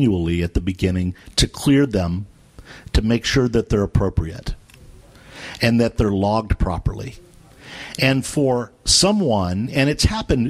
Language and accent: English; Texas, United States; I'm from Texas